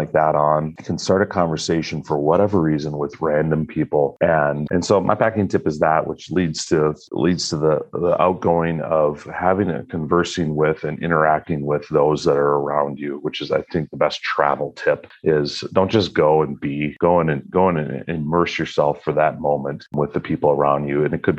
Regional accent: Northern Wisconsin, United States; I'm from Northern Wisconsin

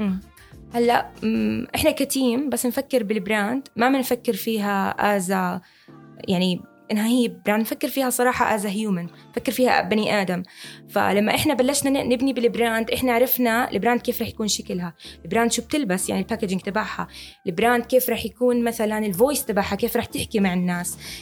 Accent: Jordan; عندنا بالأردن

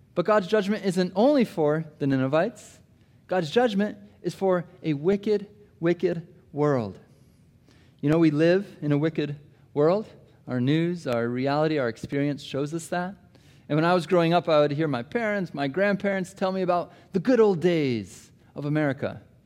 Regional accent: Des Moines, Iowa, United States; moved away; I grew up in Iowa, Des Moines, Iowa

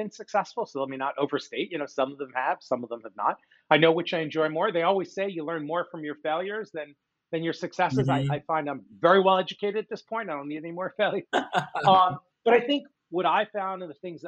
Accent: Philadelphia, Pennsylvania, United States; also born or lived in Michigan; So born and raised in suburban Philadelphia. That's where I am talking to you from today

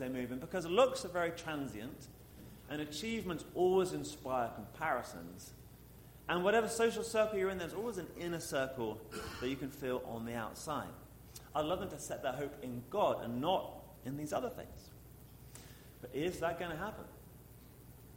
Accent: England, United Kingdom; moved away as an adult; also born or lived in St. Louis; now in Pittsburgh, United States; I am from England

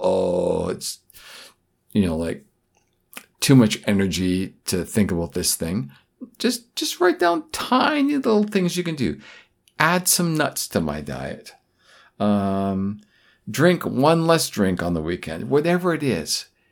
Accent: Vancouver, British Columbia, Canada; my hometown, Vancouver, British Columbia, Canada

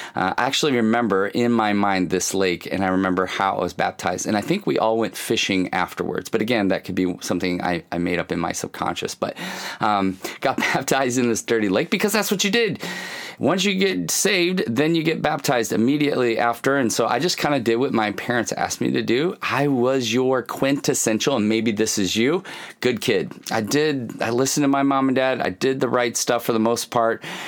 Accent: Kalamazoo, Michigan, United States; I grew up in Kalamazoo, Michigan. I was born in Kalamazoo, Michigan

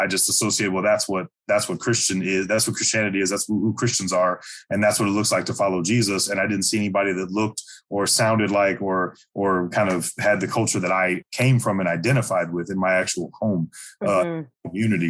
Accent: St. Louis, Missouri, United States; I was born and raised in St. Louis, Missouri, the lower 48, right in the middle

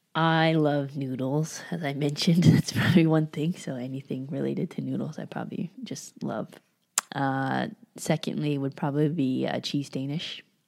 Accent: San Francisco Bay Area, California, United States; moved away as an adult; also born or lived in Georgia / Mexico; now in Las Vegas, United States; I grew up in San Francisco Bay Area

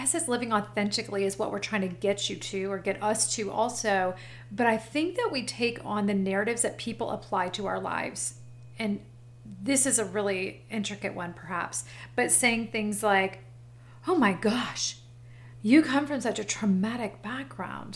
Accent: Florida, United States; now in Apex, United States; I'm from Florida, so I'm a little bit of an island girl

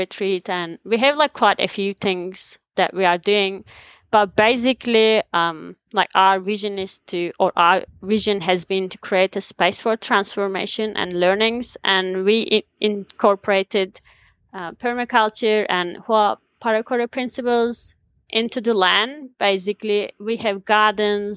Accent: Black Sea region, Trabzon, Turkey; moved away as an adult; now in New Zealand; I'm from Turkey. I was born in the mountains of Black Sea region

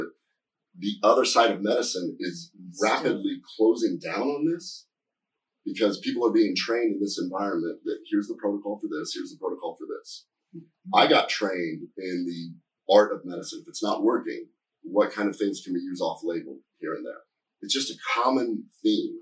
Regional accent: Nebraska, United States; moved away; I'm from Nebraska originally

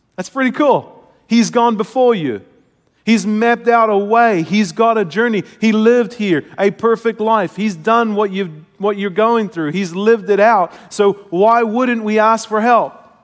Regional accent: New Zealand; moved away; I come from Kiwi culture

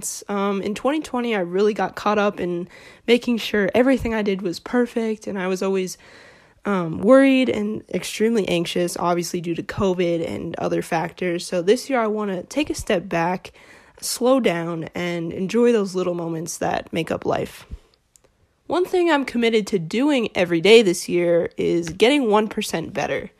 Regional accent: Phoenix, Arizona, United States; I'm a sophomore from Phoenix, Arizona

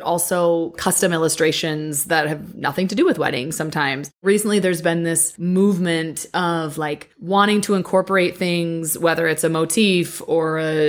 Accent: Midwest, United States; I also am from the Midwest

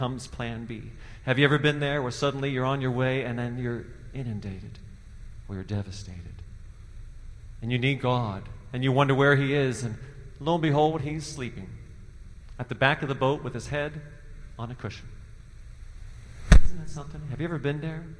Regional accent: Cincinnati, Ohio, United States; moved away; also born or lived in Indiana / Boston, Massachusetts; I grew up in Cincinnati, Ohio

